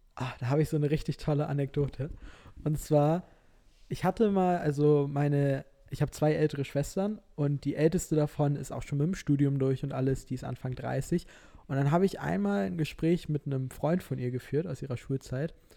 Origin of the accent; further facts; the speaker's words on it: Norderstedt, Schleswig-Holstein, Germany; also born or lived in Hamburg; now in Lüneburg, Germany; also ich komme ja eigentlich aus Norderstedt